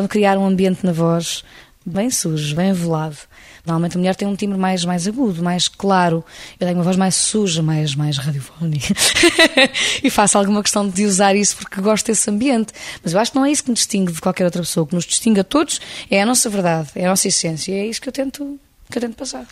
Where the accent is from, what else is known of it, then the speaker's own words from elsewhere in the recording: Lisbon, Portugal; Eu sou alfacinha de gema o mais possível. Eu, cidade de Lisboa é a grande paixão da minha vida